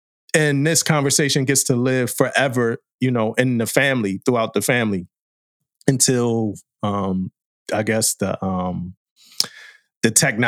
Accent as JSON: {"language": "English", "region": "East Coast", "country": "United States", "said": "and I'm from the East Coast."}